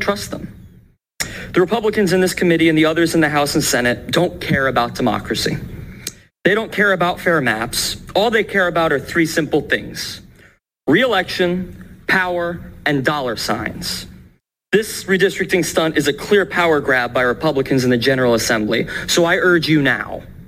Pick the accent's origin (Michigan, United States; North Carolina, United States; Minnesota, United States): North Carolina, United States; Huntersville; I come to you today from North Mecklenburg County, Huntersville to be specific